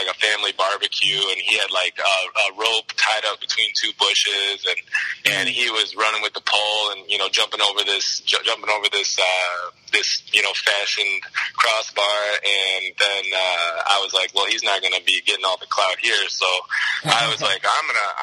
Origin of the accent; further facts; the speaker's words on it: Naperville, Illinois, United States; also born or lived in Alabama; back up to, Naperville and back to my hometown.